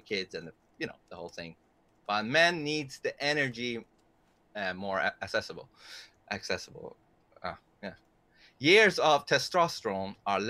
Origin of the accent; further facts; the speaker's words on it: Sweden; English is a second language; I'm a Persian from Sweden, so excuse my English sometimes